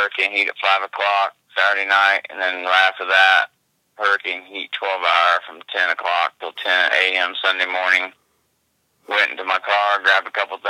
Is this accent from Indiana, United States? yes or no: yes; Indiana, United States; Born and raised in Indiana, so I haven't left here